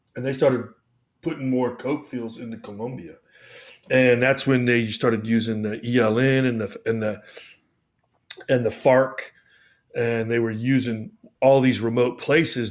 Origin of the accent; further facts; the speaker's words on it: United States; also born or lived in Panama; I'm an American